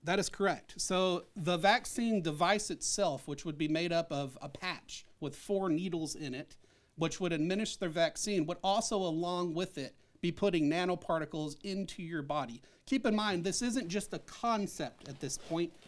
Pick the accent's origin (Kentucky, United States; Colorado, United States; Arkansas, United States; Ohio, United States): Arkansas, United States; I was born in Arkansas.